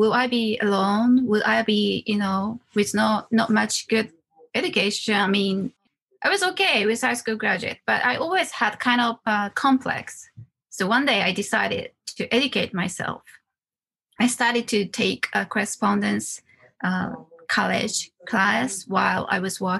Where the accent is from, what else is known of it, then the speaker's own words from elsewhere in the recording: Wakayama, Japan; moved away as an adult; also born or lived in Osaka; I'm from Wakayama Prefecture. I was born in a very small Inaka countryside and grew up